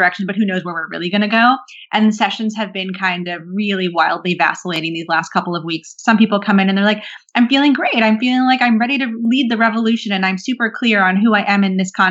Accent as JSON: {"language": "English", "region": "New Jersey", "country": "United States", "tie": "born or raised there", "also_born_or_lived": "London, United Kingdom", "lives_now": "Brooklyn, United States", "said": "I grew up in New Jersey"}